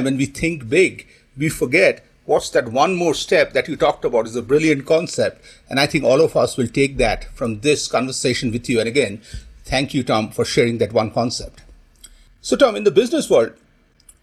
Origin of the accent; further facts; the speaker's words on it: India; Yeah, I grew up in India